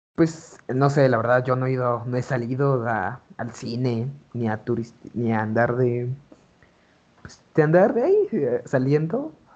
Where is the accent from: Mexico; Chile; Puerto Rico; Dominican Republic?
Mexico; Oaxaca; now in Puebla, Mexico; nací aquí en Puebla, pero este, toda mi infancia, toda mi juventud, la viví en Oaxaca